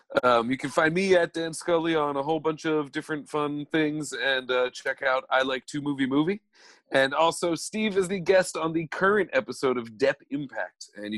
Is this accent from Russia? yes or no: no; England, United Kingdom; I'm from England.